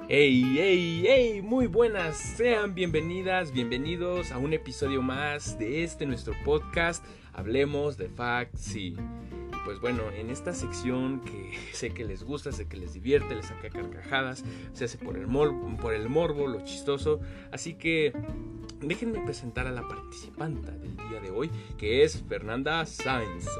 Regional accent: Mexico; nuestra gran gastronomía que tenemos como mexicanos

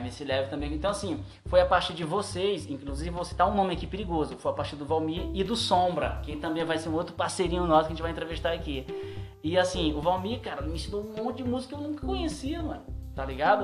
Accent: Maranhão, Brazil; now in São Paulo, Brazil; Eu sou maranhense

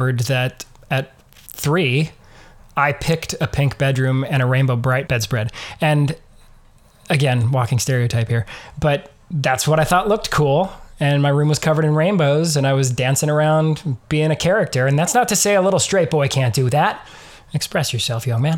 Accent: Eastern Washington, United States; I grew up in Eastern Washington in a fairly conservative evangelical

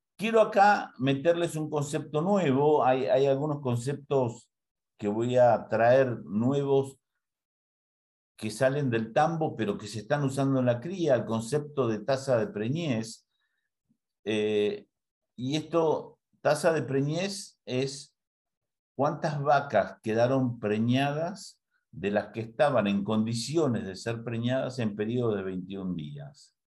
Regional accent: Argentina; also born or lived in Castelli, Buenos Aires Province; en Argentina hay algunas cosas que tenemos visiones un poco anticuadas

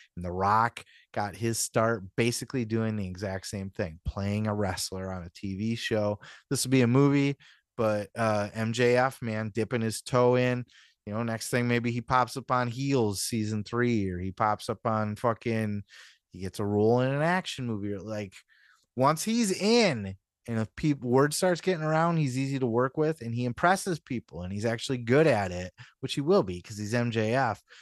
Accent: Midwest, United States; where I'm from, you know, up in the Midwest

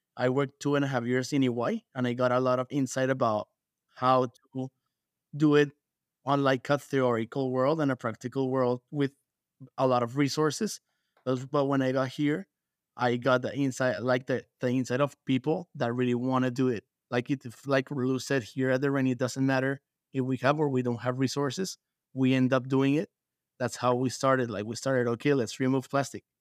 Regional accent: Bogotá, Colombia; moved away as an adult; now in United States; I am from Bogota, Colombia, So, I moved to the U S seven years ago.

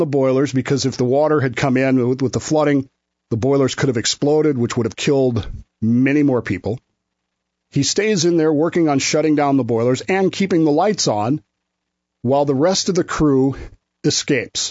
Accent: Utah, United States; moved away as an adult; I grew up in Utah. I consider myself for many years to be a Utahn.

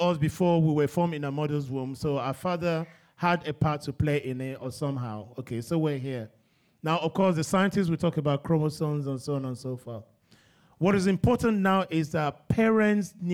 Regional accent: Nigeria; when I was growing up in Nigeria, I was surrounded by girls.

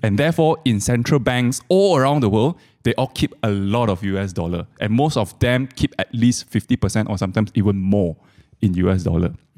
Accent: Malaysia; I'm a Malaysian, I use Malaysian ringgit

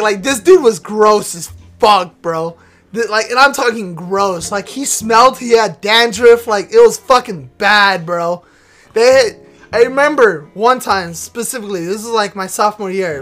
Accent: Texas, United States; we're both from Texas.

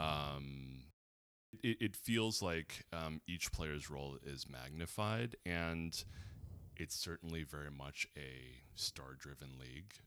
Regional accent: Los Angeles, California, United States; growing up in Los Angeles, being adjacent to Hollywood

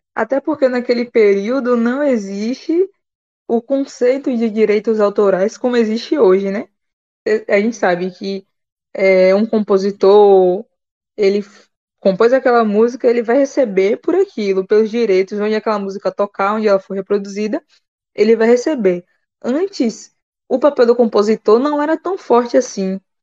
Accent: Bahia, Brazil; como boa baiana

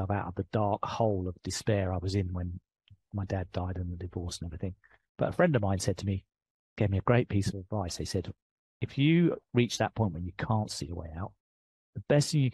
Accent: England, United Kingdom; accent: English; moved away; I'm British. I've got an English accent.

